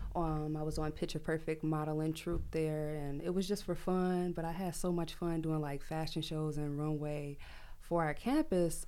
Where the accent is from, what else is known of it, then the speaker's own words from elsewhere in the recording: Chicago, Illinois, United States; I'm from Chicago